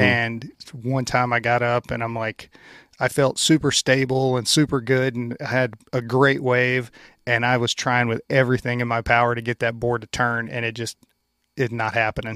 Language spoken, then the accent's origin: English; Louisiana, United States; moved away; where I grew up in Louisiana, I grew up out in the country